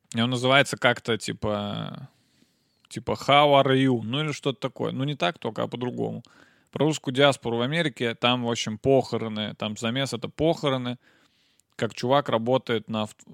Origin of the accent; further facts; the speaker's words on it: Nizhny Novgorod, Nizhny Novgorod Oblast, Russia; я из Нижнего